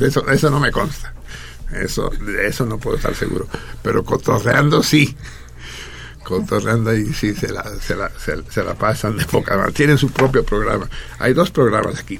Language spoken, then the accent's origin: Spanish; Mexico; Yo soy, yo soy tan mexicano como un niño triqui